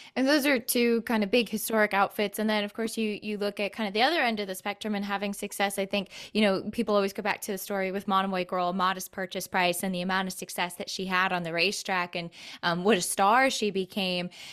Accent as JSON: {"language": "English", "region": "Connecticut", "country": "United States", "tie": "born or raised there", "moved": "yes", "lives_now": "Florida, United States", "said": "I'm born and raised in Connecticut"}